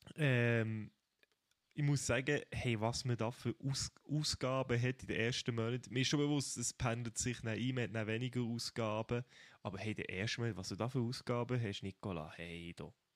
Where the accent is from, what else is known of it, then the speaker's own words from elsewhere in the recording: Fribourg, Switzerland; moved away as an adult; now in Bern, Switzerland; Ich bin ja eigentlich Freiburger, ich komme aus Freiburg